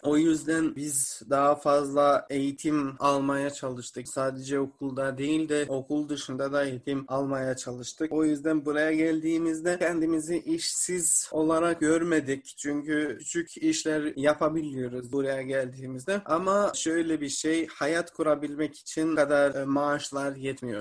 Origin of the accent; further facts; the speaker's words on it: Mitrovica, Kosovo; Kosovalıyım. Yani Mitrovica şehrinden geliyorum